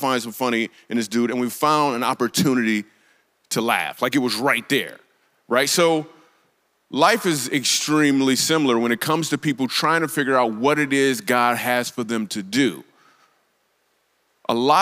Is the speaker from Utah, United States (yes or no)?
no; Grand Rapids, Michigan, United States; I grew up in Grand Rapids, Michigan